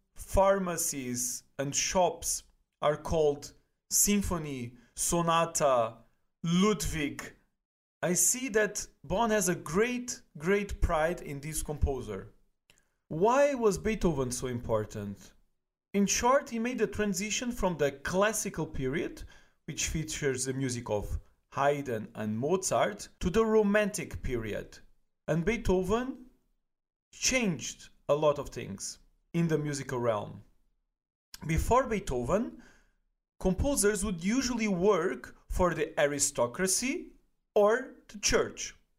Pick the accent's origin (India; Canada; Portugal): Portugal; now in Germany; I'm originally from Portugal